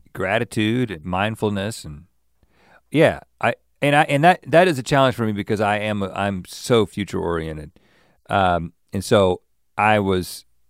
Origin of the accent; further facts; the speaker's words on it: the South, United States; I'm from the South, and I in in many different ways that mentality was around me.